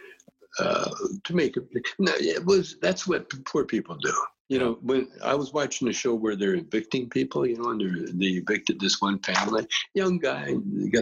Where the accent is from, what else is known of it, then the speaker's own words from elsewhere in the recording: Calgary, Alberta, Canada; we're a Canadian school